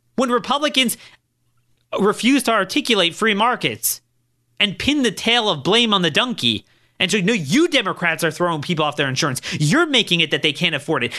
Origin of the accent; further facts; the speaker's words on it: Maryland, United States; I'm, I'm from Maryland.